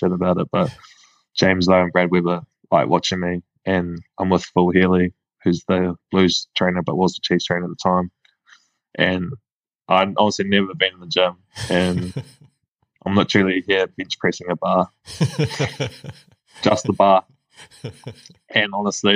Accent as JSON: {"language": "English", "town": "Whangaparaoa", "region": "Auckland", "country": "New Zealand", "tie": "born or raised there", "also_born_or_lived": "North Shore, Auckland", "said": "I grew up in Whangapoa, so like about 40 minutes north of Auckland, the Hibiscus Coast"}